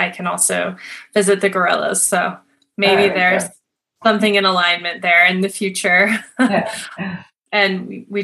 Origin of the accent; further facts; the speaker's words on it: Montana, United States; I grew up in Montana, which is a very rural, rustic, beautiful nature environment as well